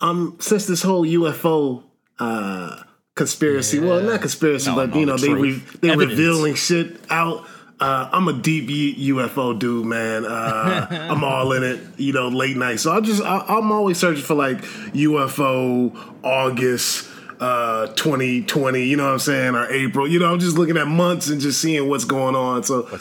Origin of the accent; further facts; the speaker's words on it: Virginia, United States; And plus, I'm from Virginia, where all the aliens come.